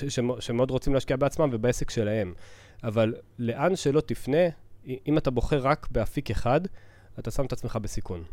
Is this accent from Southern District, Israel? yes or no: yes; Southern District, Israel; אני אישית גדלתי בפריפריה, אה, אבל אה, אני מהדרום